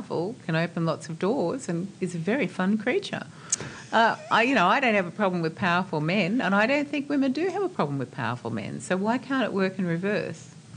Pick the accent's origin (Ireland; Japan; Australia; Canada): Australia